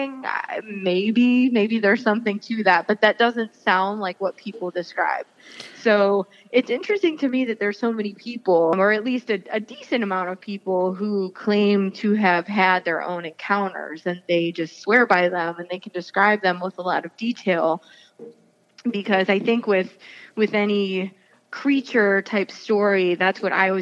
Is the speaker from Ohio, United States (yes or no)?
yes; Chardon, Ohio, United States; I grew up in Chardon, and so was really largely unfamiliar with the Akron area until more recent times